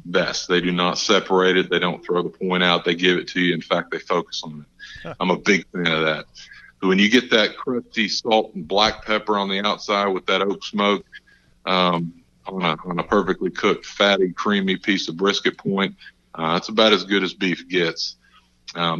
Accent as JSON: {"language": "English", "region": "Texas", "country": "United States", "said": "my home state over in Texas"}